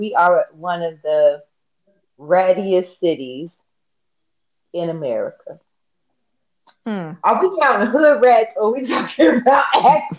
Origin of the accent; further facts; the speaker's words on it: Chicago, Illinois, United States; I'm from Chicago.